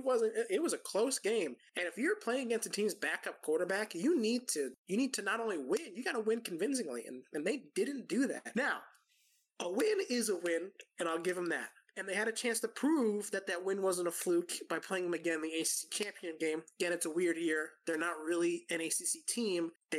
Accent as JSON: {"language": "English", "region": "New Jersey", "country": "United States", "tie": "born or raised there", "said": "I grew up in New Jersey"}